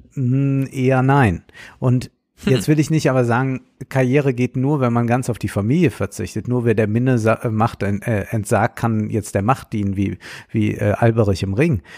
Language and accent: German; Rhineland-Palatinate, Germany; Ich bin ja Rheinland-Pfälzer, obwohl man Rheinland-Pfälzer nicht sein kann, man ist Rheinländer